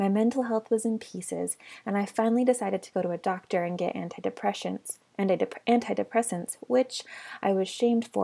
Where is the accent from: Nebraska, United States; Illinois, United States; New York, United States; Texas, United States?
Texas, United States; moved away as an adult; also born or lived in Utah / New Mexico; I moved back to my hometown in Texas